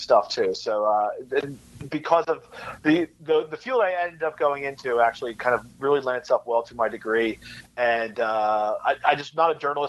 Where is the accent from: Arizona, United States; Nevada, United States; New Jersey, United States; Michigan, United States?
New Jersey, United States; Glassboro; I'm a Jersey kid. I was, like I said, born in South Jersey, currently live in Central Jersey